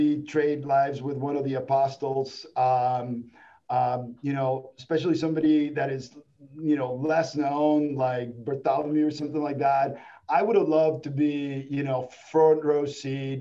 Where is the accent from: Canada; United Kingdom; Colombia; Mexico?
Mexico; in the 80s growing up in Mexico